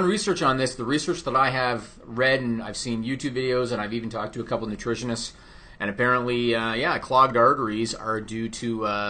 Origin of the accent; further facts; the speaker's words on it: Ontario, Canada; as a kid growing up in Ontario, Canada